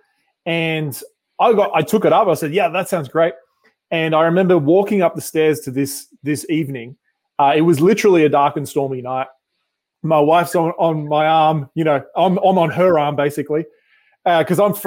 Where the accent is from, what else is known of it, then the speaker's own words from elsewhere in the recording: Sydney, New South Wales, Australia; moved away as an adult; now in Newport Beach, United States; about 3 years ago, we moved from Sydney, Australia to California.